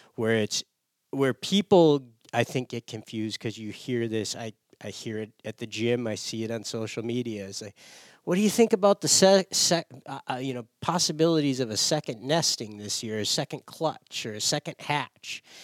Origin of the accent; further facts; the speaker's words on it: Michigan, United States; moved away as an adult; I grew up in Michigan.